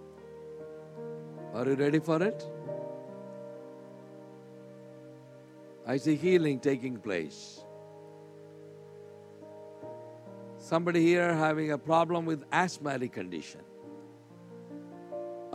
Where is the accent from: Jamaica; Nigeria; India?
India; I'm from India.